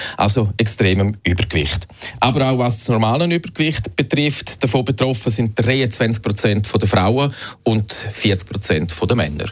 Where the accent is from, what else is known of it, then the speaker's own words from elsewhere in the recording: Switzerland; bei uns in der Schweiz